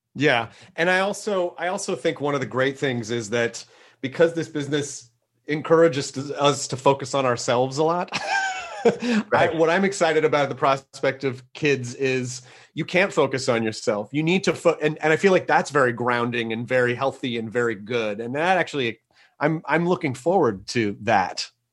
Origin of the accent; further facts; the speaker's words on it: Tennessee, United States; I'm I'm from Tennessee